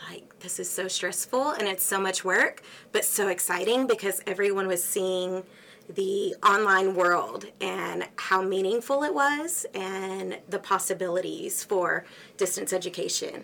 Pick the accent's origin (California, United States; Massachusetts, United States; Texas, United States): Texas, United States; Axtell; also born or lived in Houston, Texas / Conroe, Texas / Waco, Texas; I grew up in Axtell, a tiny town east of Waco